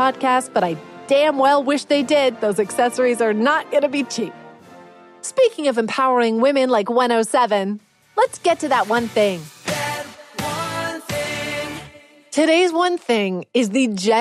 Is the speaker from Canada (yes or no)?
yes; Canada; I'm too Canadian